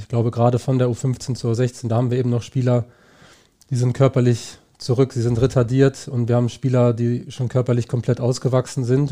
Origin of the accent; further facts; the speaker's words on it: Niebüll, Schleswig-Holstein, Germany; moved away; also born or lived in Heidelberg; Also ich komme aus Nibel